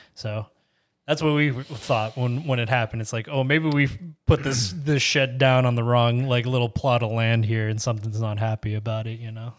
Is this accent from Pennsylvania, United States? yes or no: yes; Bradford, Pennsylvania, United States; moved away; It's a little town called Bradford, Pennsylvania